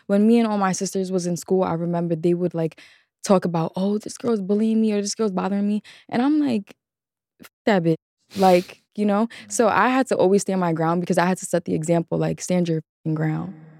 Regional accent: New York City, New York, United States; a childhood in the Bronx

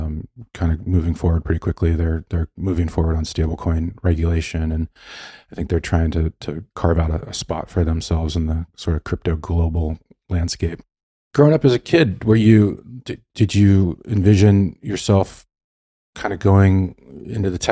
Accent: Los Angeles, California, United States; I'm from Los Angeles. That's where I am now

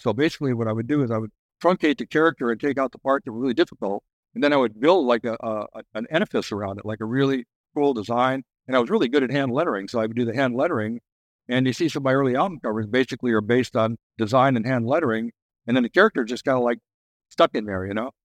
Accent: Oceanside, California, United States; I grew up in Oceanside

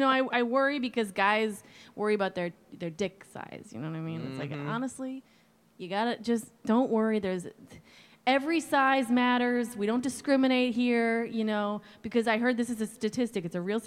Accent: East Coast, United States; But it's like I came from the East Coast, and right.

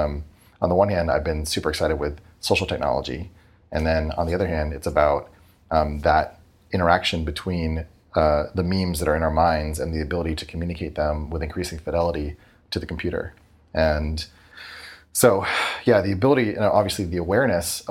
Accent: New Hampshire, United States; I grew up in New Hampshire

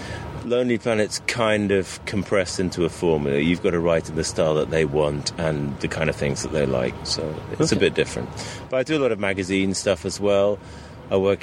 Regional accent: Sussex, South East England, United Kingdom; moved away as an adult; also born or lived in London / Brazil; I'm from Sussex

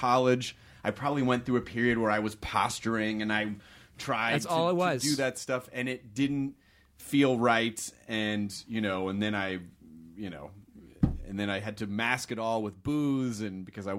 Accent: Tennessee, United States; and I grew up in the South too, which was very counter culture for the immediate culture that I was around. Not to be disparaging against Tennessee

